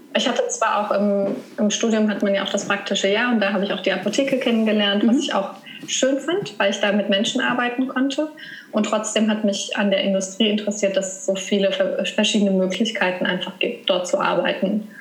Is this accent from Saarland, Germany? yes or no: yes; Saarland, Germany; moved away; Meine Geschwister sind aber alle im, im Saarland geblieben, wo ich herkomme